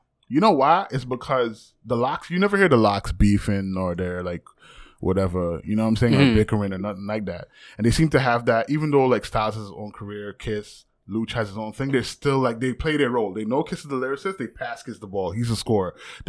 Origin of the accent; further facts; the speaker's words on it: New York City, New York, United States; I'm from New York.